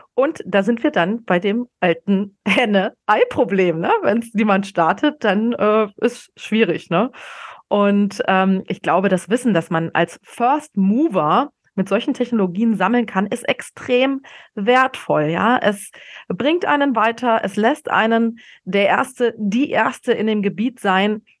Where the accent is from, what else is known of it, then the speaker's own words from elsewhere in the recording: a small Bavarian town north of Munich, Germany; now in Berlin, Germany; der kleinen bayerischen Stadt, äh, wo ich aufgewachsen bin, nördlich von München.